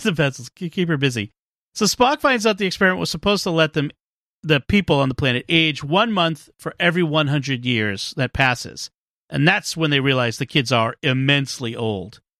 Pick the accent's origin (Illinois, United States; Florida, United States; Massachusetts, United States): Massachusetts, United States; Boston; I'm from Boston